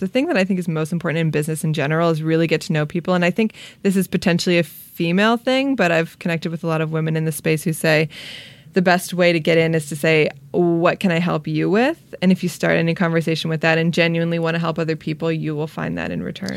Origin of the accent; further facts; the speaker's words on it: Long Beach, California, United States; I'm from Long Beach.